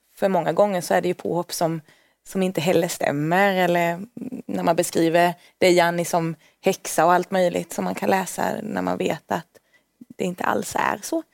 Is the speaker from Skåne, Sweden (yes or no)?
no; Värnamo, Jönköping County, Sweden; moved away as an adult; now in Stockholm, Sweden; Så Småland, där jag kommer ifrån